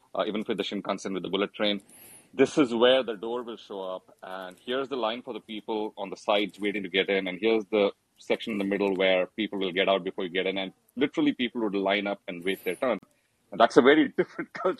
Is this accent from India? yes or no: yes; India; moved away; growing up in India, then heading out to other parts of the world